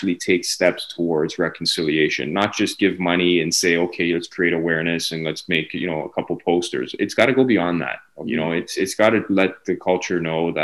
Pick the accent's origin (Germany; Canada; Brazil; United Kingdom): Canada; I was born and raised in Canada